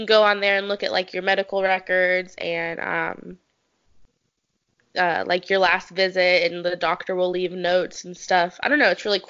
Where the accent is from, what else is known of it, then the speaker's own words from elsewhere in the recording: North Carolina, United States; So I grew up in North Carolina.